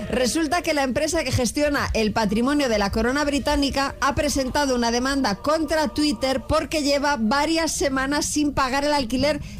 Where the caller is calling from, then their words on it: Barcelona, Catalonia, Spain; de Barcelona.